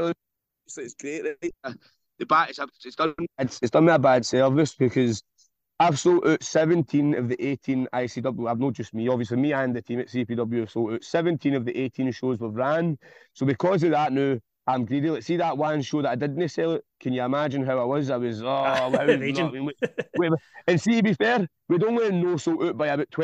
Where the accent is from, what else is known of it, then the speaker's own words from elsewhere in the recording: Glasgow, Scotland, United Kingdom; ran the Fairfield Club in Govan, which is in my hometown